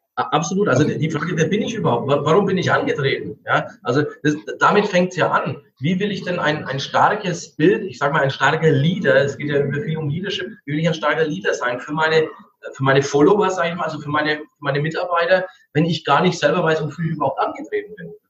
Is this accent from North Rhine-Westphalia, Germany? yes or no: no; Franconia, Bavaria, Germany; bei uns in Franken